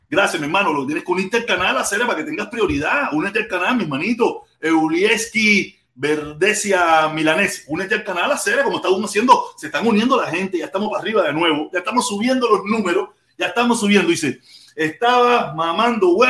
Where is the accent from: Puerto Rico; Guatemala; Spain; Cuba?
Cuba; Walter Ramos, si todos somos cubanos, menos por los menos para los comunistas.